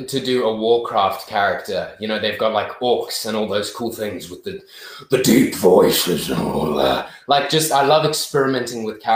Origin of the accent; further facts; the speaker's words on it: Zimbabwe; growing up in Zim